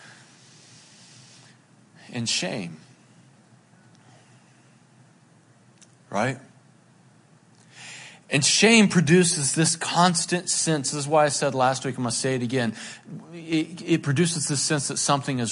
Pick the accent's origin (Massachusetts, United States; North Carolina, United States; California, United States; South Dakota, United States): North Carolina, United States; Boone; I grew up in Boone, North Carolina, and when I was a teenager, it was like jam band central